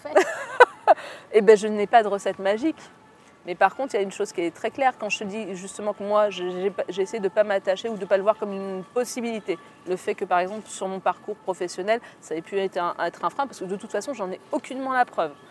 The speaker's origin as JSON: {"language": "French", "town": "Orléans", "region": "Centre-Val de Loire", "country": "France", "also_born_or_lived": "Aix-en-Provence / Algiers", "said": "Je suis à Orléans, je suis d'Orléans et j'ai fait mes études avec Aix-en-Provence qui est hyper loin"}